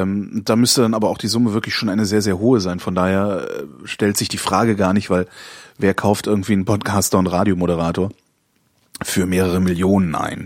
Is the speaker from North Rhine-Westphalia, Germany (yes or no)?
yes; Cologne, North Rhine-Westphalia, Germany; Ich bin Kölner